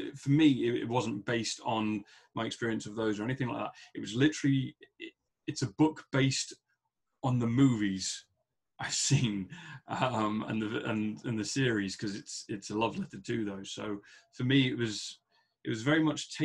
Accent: England, United Kingdom; I'm from England

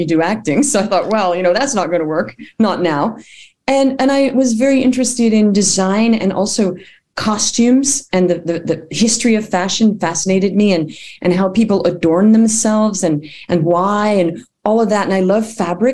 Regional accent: Perth, Western Australia, Australia; moved away; also born or lived in Bay Area, California, United States / Melbourne, Australia; I was born in California, in the Bay Area. And then we actually moved to Australia when I was seven

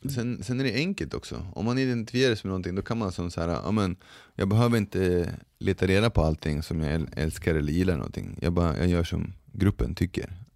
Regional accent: Sweden; jag har vuxit upp i Sverige, och har svenska föräldrar

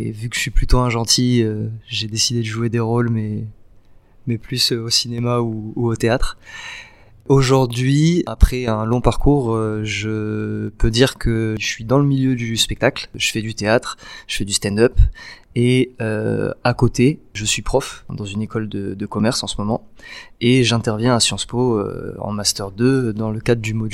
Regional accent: Nice, Provence-Alpes-Côte d'Azur, France; Ouais, j'ai grandi à la Nice. Côte d'Azur.

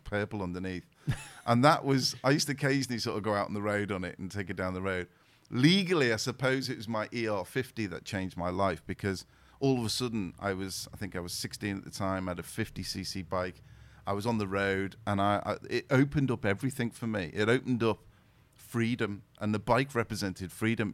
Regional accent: the Wirral, North West England, United Kingdom; I was born and raised in the Wirral, so. In the Wirral, I was around Wallasey, Birkenhead

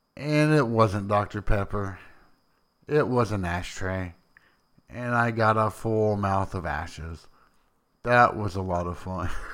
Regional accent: Tennessee, United States; also born or lived in Boston; I am from Tennessee

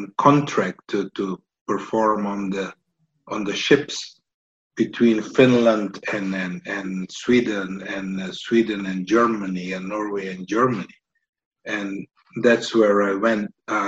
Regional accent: Aruba; moved away as an adult; also born or lived in Estonia; So on Aruba, growing on the island

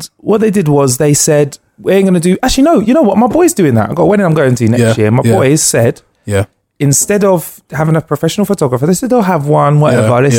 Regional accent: United Kingdom; And also, you know, being a Brit out there, I must say, and this is a big sweeping generalization, but you know, we're getting a lot of love out there.

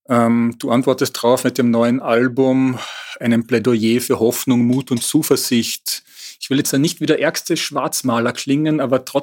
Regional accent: North Rhine-Westphalia, Germany; Äh, nun komme ich auch aus dem Ruhrgebiet.

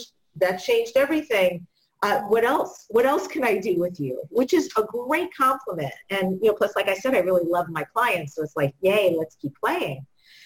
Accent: New York, United States; I'm from New York

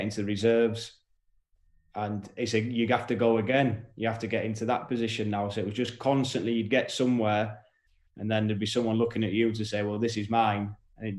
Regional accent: York, Yorkshire and the Humber, United Kingdom; I was from York, you know, and never been to London.

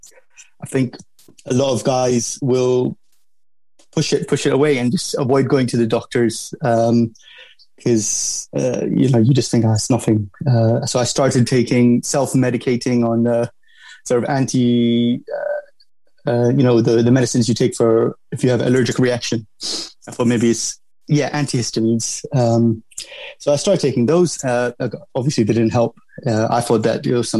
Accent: London, United Kingdom; I grew up in London. I went to school in London. I went to uni in London. So, I would consider myself, a Londoner, really

